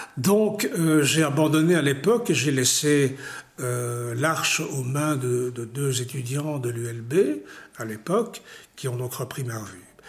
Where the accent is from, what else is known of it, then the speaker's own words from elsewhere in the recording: Ixelles, Brussels-Capital Region, Belgium; also born or lived in Tunisia; je suis né à XL